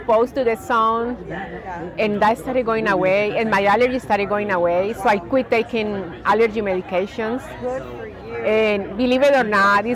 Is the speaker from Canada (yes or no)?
no; Colombia; now in United States; I'm originally from Colombia